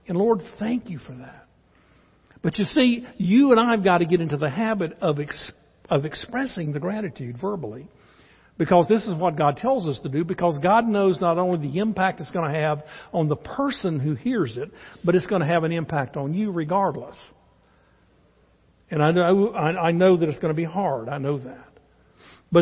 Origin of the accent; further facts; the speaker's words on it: Charlotte, North Carolina, United States; We're from North Carolina, lived in Charlotte, born and raised there